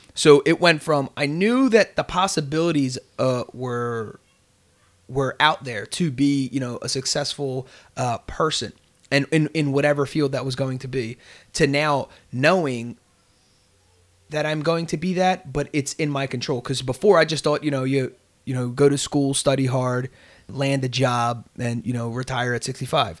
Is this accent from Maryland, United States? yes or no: no; Bristol, Pennsylvania, United States; also born or lived in Delaware County, Pennsylvania; I rep Bristol through and through. That was where I was raised.